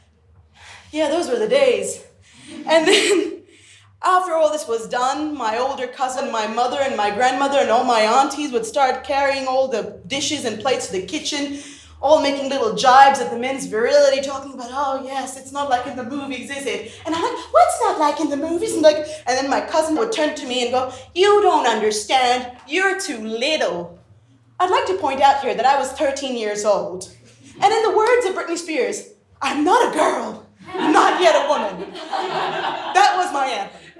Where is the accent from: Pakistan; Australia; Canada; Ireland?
Pakistan; growing up in the Islamic Republic of Pakistan